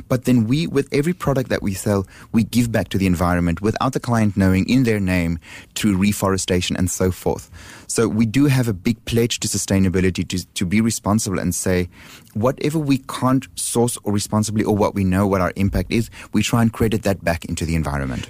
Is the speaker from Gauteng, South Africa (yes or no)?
yes; Johannesburg, Gauteng, South Africa; now in Singapore; Johannesburg, which is my hometown